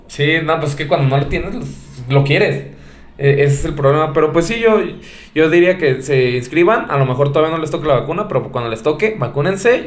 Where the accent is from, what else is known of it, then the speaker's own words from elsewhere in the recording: Mexico; como mexicanos